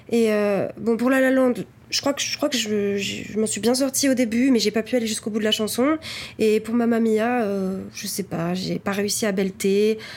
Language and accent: French; Cognac, Nouvelle-Aquitaine, France; j'ai 22 ans, j'ai grandi à Cognac